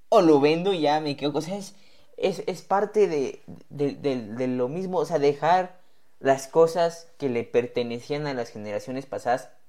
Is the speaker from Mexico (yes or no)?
yes; Mexico; ¿Y por qué hago esto? Porque soy mexicano.